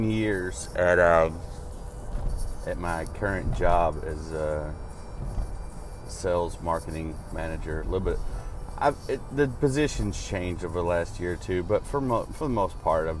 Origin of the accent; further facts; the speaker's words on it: Arkansas, United States; growing up in Arkansas